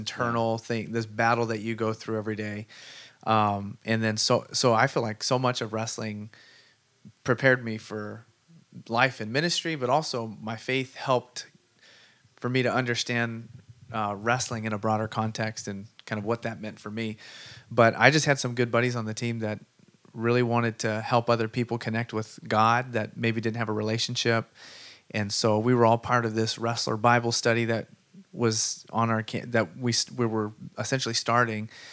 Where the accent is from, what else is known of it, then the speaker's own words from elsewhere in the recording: Sunnyvale, California, United States; I grew up in Sunnyvale, wrestled out there